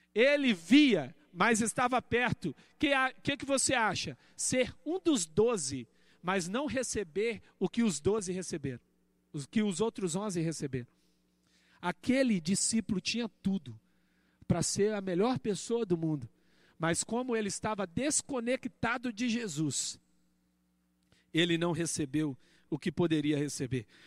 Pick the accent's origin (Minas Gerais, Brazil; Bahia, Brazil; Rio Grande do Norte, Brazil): Minas Gerais, Brazil; moved away as an adult; also born or lived in Paraíba; Todo mundo acha que eu sou paraibano, eu sou mineiro. Eu sou mineiro, mineirinho. Morava lá em Minas Gerais